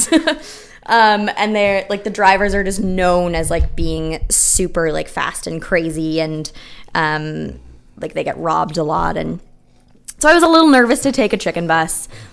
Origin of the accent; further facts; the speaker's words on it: Kitchener, Ontario, Canada; my hometown, Kitchener-Waterloo.